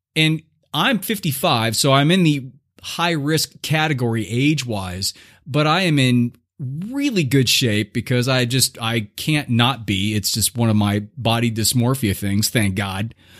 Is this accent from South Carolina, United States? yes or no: no; Southern California, United States; I was growing up in Southern California in like the 70s